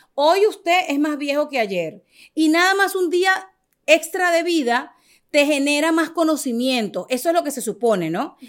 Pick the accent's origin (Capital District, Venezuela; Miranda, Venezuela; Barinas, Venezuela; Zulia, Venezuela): Capital District, Venezuela; Caracas; moved away as an adult; now in United States; yo soy venezolana, nacida en Caracas